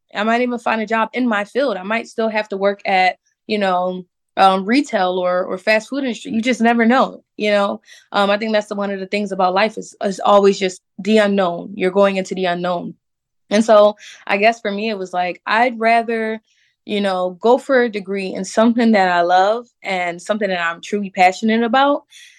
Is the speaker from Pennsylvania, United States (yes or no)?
yes; Philadelphia, Pennsylvania, United States; growing up in Philadelphia, I never really faced racism like that because, like I said, in my neighborhood, we were all Black.